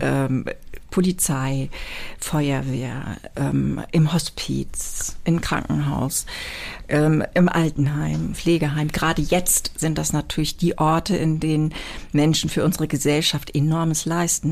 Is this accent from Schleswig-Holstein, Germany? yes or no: yes; near Brokdorf, Schleswig-Holstein, Germany; moved away as an adult; also born or lived in Büsum; now in Hamburg, Germany; ich bin aufgewachsen in der Nähe von Brockdorf, von dem allerersten Atomkraftwerk